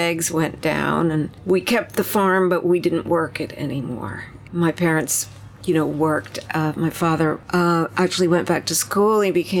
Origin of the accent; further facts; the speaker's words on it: Long Island, New York, United States; Well, I was born in New York City, but we didn't actually live there. We lived in Long Island, you know, 20 or 30 miles away.